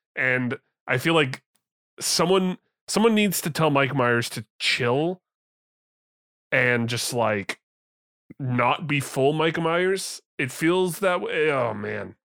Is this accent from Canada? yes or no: yes; Canada